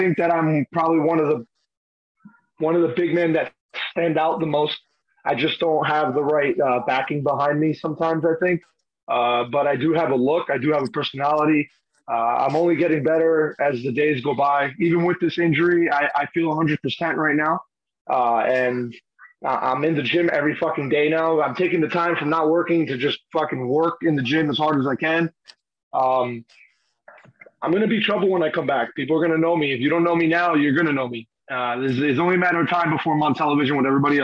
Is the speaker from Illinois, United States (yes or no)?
no; Union City, New Jersey, United States; I'm from the street. I'm from Union City, New Jersey. I learned to play on a freaking milk carton on the post in the corner